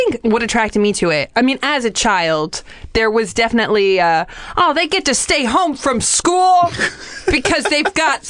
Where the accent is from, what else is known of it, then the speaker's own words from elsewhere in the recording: the Valley, California, United States; I grew up in the Valley, and I grew up in a neighborhood that was predominantly Jewish, and it wasn't until I was older did I learn that the neighborhood was nicknamed Little Jerusalem.